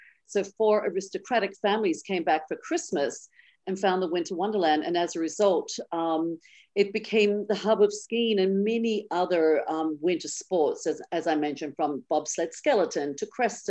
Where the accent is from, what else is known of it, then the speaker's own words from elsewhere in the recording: Australia; And I didn't grow up skiing. I mean, as an Australian, you know, it's always been more about the après for me